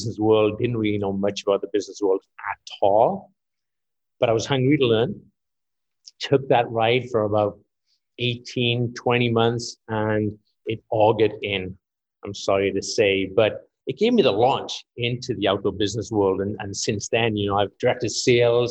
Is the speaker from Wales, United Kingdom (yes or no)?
yes; Wales, United Kingdom; moved away as an adult; now in Boulder, United States; I have a bit of an accent, so I'm not local. I'm from Wales, but I've lived in the United States since